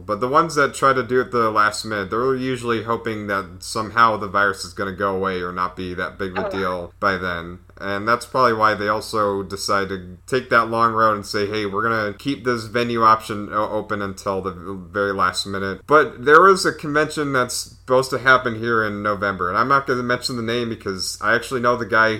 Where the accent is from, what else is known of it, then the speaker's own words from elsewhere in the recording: Texas, United States; too. I'm from Texas.